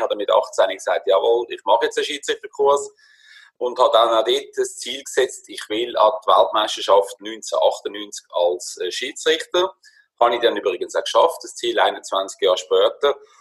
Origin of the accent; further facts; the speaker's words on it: Würenlos, Aargau, Switzerland; moved away as an adult; now in Spain; ich bin aufgewachsen in Würlos, in ganz einfachen